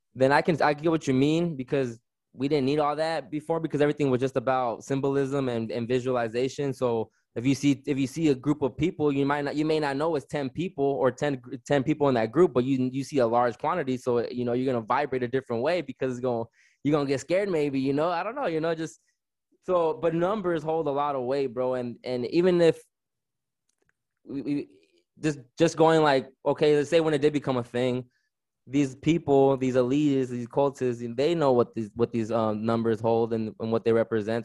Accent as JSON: {"language": "English", "town": "Riverside", "region": "California", "country": "United States", "tie": "born or raised there", "also_born_or_lived": "Victorville, California", "said": "I'm just a kid growing up in Southern California, lived in Riverside, California my whole life"}